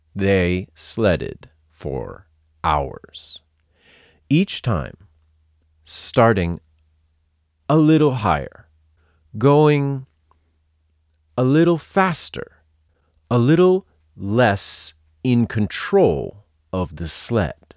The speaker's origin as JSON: {"language": "English", "region": "Massachusetts", "country": "United States", "tie": "born or raised there", "said": "I come from Massachusetts, USA, and when I was a kid, sledding was a big part of winter life"}